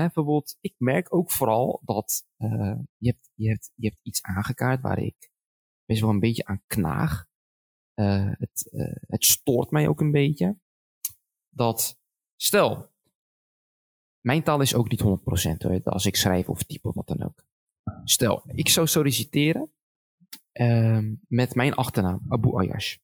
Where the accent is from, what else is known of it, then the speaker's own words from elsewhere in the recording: Schiedam, South Holland, Netherlands; ik ben zo trots dat ik in, dat ik in Schiedam ben geboren